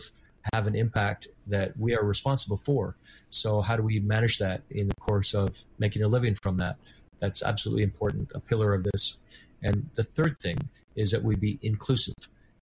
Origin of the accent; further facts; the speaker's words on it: Vancouver, British Columbia, Canada; I remember growing up in Vancouver in the 1970s